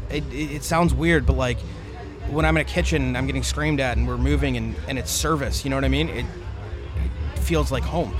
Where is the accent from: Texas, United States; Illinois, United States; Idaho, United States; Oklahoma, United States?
Illinois, United States; Chicago; we're from Chicago